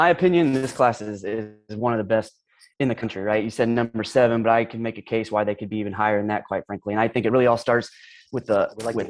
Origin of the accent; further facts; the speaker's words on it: Ohio, United States; moved away as an adult; also born or lived in Nashville, Tennessee; I'm originally from Ohio. I actually went to Bowling Green State University up in Ohio. I graduated. I was a teacher and a football coach. And then in 2012, I had the chance to move to Nashville, Tennessee